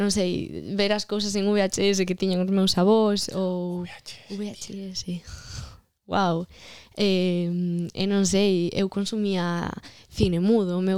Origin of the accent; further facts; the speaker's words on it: Vilamarín, Galicia, Spain; eu eh, criei-me en Vilamarín e criei-me máis concretamente eh, en unha parroquia de Vilamarín que se chama Santa Eulalia de León, Toma que é pequenísima, de feito de pequeno dicía que era de León